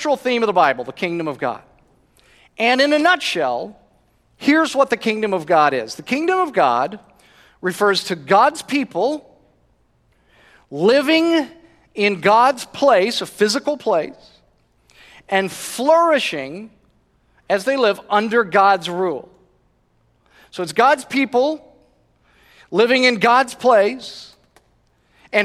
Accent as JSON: {"language": "English", "country": "United States", "said": "as an American who has never lived under a monarchy"}